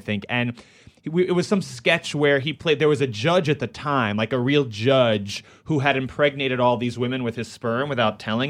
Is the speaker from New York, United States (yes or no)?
yes; New York City, New York, United States; born or raised there